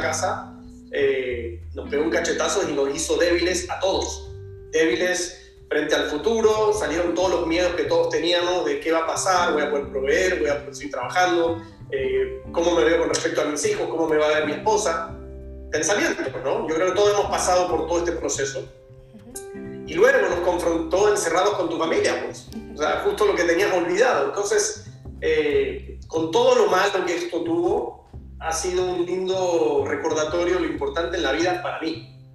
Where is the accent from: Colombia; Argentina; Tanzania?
Argentina; soy un argentino superado